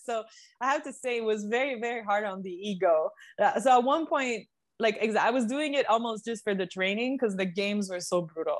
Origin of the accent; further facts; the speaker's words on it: Canada; moved away as an adult; now in United States; being a Canadian